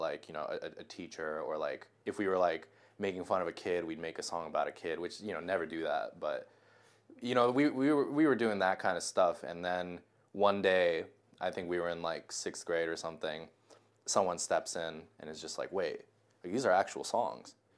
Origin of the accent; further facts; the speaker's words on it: Japan; moved away; I'm from Japan. Uh, I just moved here.